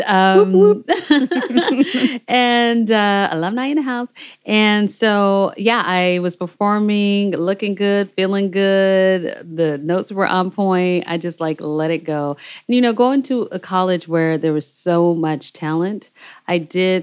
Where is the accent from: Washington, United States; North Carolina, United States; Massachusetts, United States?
Washington, United States; Seattle; moved away as an adult; also born or lived in Berlin, Germany; I'm from Seattle, Washington, which is West Coast